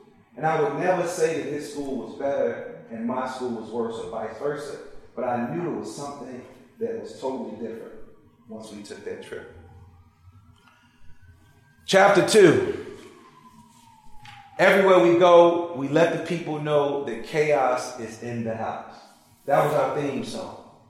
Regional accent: Chicago, Illinois, United States; she said, I just saw some people jumping the turnstile, just like you used to do when you were growing up in Chicago. And I said, I mean, we used to do that all day.

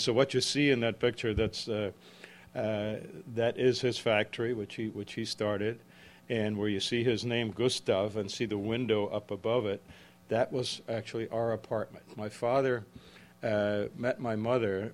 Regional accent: small village north of Prague, Central Bohemian Region, Czechia; moved away; brought up in a small village about 11 kilometers north of Prague

